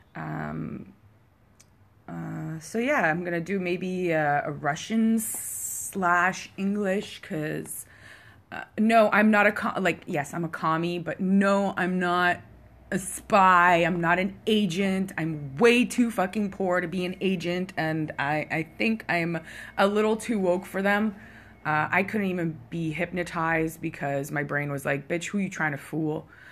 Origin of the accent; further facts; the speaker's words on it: Canada; I am Canadian, so our second language is français.